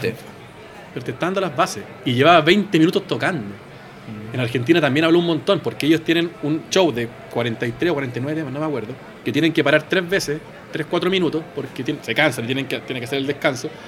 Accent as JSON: {"language": "Spanish", "country": "Chile", "said": "somos de Chile"}